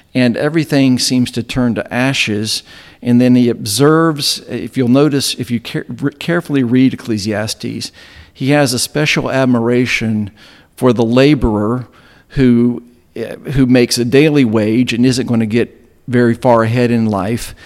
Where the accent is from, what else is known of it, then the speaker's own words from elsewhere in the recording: Southwest Virginia, United States; moved away as an adult; also born or lived in Bristol, Tennessee; now in Chattanooga, United States; I grew up in Southwest Virginia, uh, in the heart of Appalachia